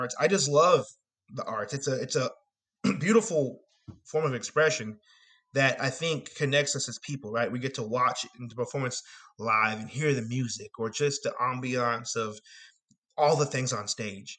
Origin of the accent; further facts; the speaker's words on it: Arlington, Texas, United States; also born or lived in Denton; I grew up, was born and raised in Arlington